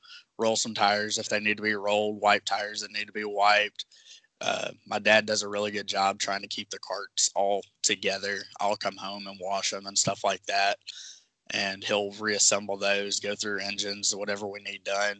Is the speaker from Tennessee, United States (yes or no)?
yes; Memphis, Tennessee, United States; I'm born and raised in Memphis, currently live here.